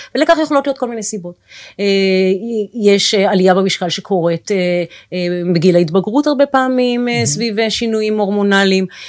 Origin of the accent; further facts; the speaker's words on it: Tel HaShomer, Tel Aviv District, Israel; נולדתי בתל אביב, ביליתי את שנותיי הראשונות בתל השומר